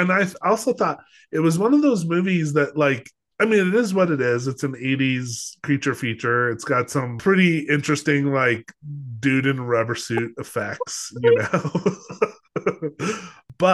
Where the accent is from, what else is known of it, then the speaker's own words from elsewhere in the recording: Los Alamos, New Mexico, United States; also born or lived in Colorado; growing up in Los Alamos, yeah, I grew up in Los Alamos, New Mexico